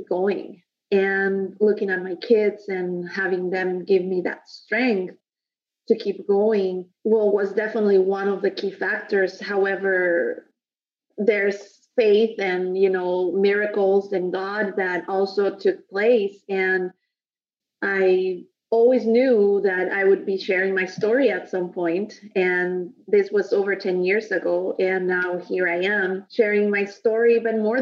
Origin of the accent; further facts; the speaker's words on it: Mexico; moved away as an adult; now in United States; I was born and raised in Mexico and moved here to the States about 12 years ago.